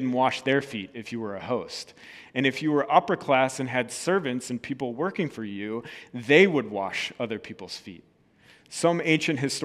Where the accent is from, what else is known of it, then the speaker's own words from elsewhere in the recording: Red Wing, Minnesota, United States; moved away; also born or lived in Wisconsin; I was born in Red Wing